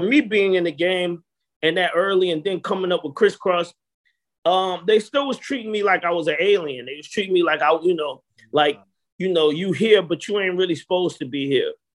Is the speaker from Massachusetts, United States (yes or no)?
no; Atlanta, Georgia, United States; growing up in Atlanta was interesting